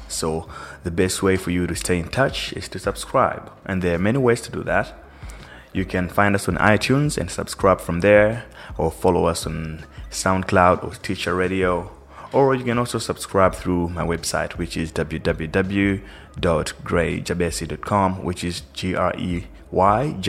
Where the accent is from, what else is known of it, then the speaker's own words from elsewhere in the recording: Malawi; first language Chichewa; English is a second language; now in South Africa; I'm originally from Malawi. I live in South Africa, though.